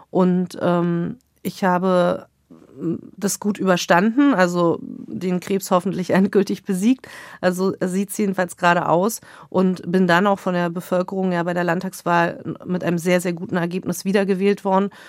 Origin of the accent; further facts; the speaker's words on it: Germany; Ich bin 15 Jahre in der DDR groß geworden